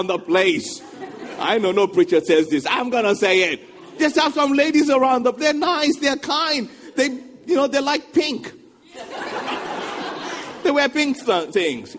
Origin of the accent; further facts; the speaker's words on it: Nigeria; moved away as an adult; now in England; I'm a Nigerian. When I went from Nigeria to England, going back a couple of decades now